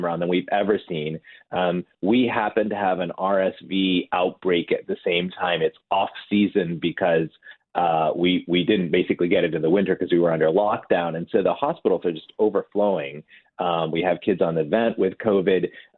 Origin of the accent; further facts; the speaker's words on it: Detroit, Michigan, United States; moved away as an adult; now in Indiana, United States; I was born in Detroit, and I grew up in Michigan